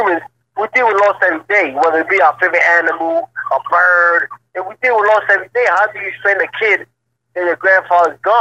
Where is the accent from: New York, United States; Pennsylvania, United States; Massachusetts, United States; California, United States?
New York, United States; New York City; growing up in Spanish Harlem